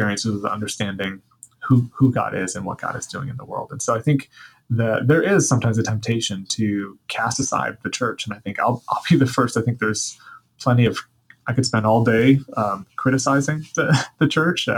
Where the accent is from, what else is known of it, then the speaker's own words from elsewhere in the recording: the Bible Belt in the South, United States; now in Seattle, United States; I grew up in the Bible Belt in the South